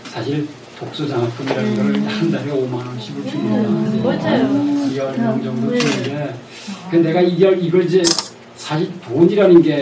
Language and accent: Korean; Sokcho, Gangwon, South Korea; 첫째 우리가 시골이 제 고향이 저 속초예요.